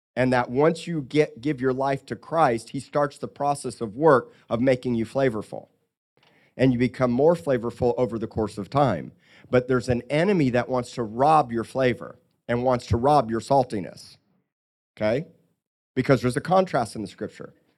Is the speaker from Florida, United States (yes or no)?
yes; Miami, Florida, United States; Growing up by the ocean and growing up in Miami and here